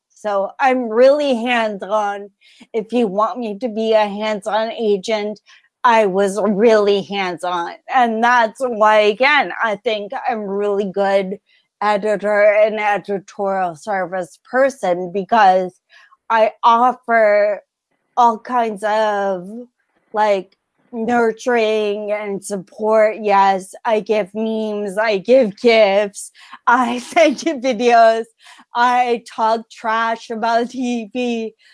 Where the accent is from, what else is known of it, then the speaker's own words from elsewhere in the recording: California, United States; I wasn't born on the West Coast, I was raised in California in the 90s